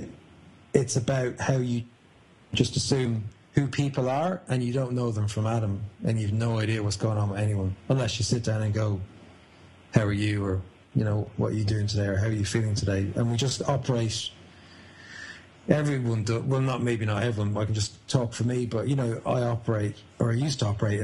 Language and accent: English; a small town near Dublin, Leinster, Ireland; now in London, United Kingdom; I'm Irish and I'm from a small town near Dublin